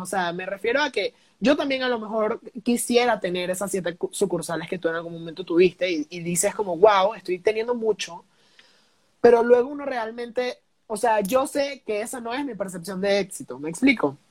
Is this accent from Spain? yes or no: no; Venezuela; now in Mexico; yo no soy de aquí, soy de Venezuela, llego a México